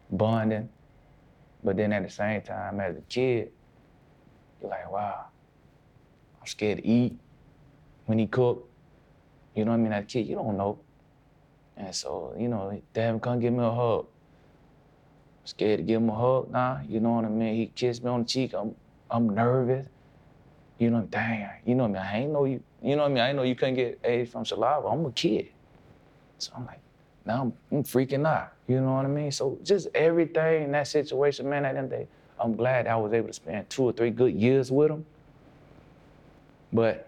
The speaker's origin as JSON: {"language": "English", "area": "Palm Beach", "region": "Florida", "country": "United States", "said": "I'm from Palm Beach"}